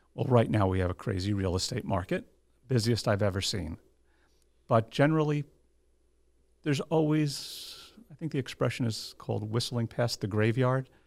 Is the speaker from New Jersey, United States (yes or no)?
yes; New Jersey, United States; also born or lived in Monmouth County, New Jersey; born and bred in New Jersey